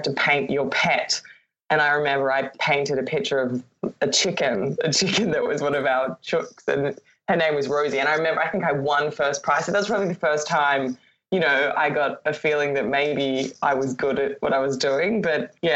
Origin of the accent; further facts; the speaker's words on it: Brisbane, Queensland, Australia; now in Sydney, Australia; I actually grew up in Brisbane, which is in Queensland.